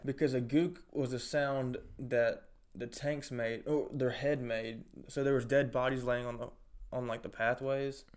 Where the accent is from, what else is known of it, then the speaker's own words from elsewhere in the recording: Florence, United States; also born or lived in Richland; Kindergarten through eighth, I went to Richland. But I lived in Florence.